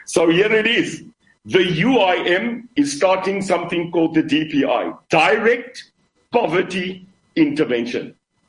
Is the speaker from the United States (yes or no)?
no; Khayelitsha, Western Cape, South Africa; I come from Khayelitsha. I know Mitchell's Plain, and I also know Bishop. I know it. Cape Town, Brett, is our city.